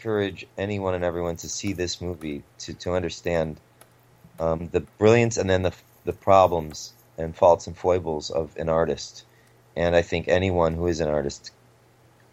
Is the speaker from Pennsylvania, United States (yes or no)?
no; Cleveland, Ohio, United States; now in Los Angeles, United States; I grew up in Cleveland